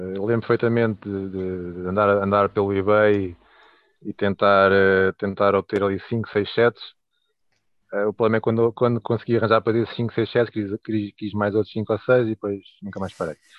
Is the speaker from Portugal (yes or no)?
yes; Leiria, Centro, Portugal; tenho 39 anos, sou de Liria